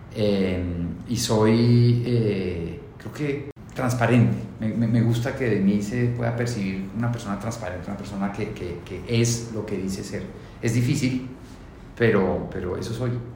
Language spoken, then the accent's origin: Spanish; Colombia; Yo soy felizmente, orgullosamente colombiano